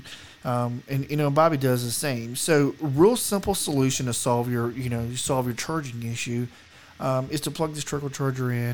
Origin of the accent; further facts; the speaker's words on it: the South, United States; now in Colorado, United States; I'm from the South. We didn't get snow where I live.